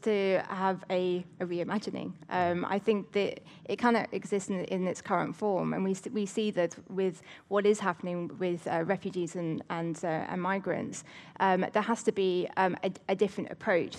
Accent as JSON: {"language": "English", "region": "England", "country": "United Kingdom", "said": "I am English, yet not fully."}